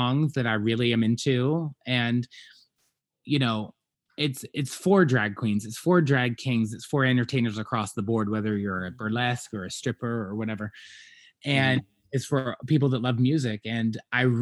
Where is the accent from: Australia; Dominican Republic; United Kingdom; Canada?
United Kingdom; Scotland; moved away; I grew up in Scotland